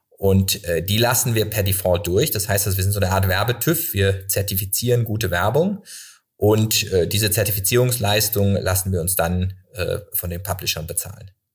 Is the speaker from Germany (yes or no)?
yes; Freiburg, Baden-Württemberg, Germany; now in Cologne, Germany; Ich komme aus Freiburg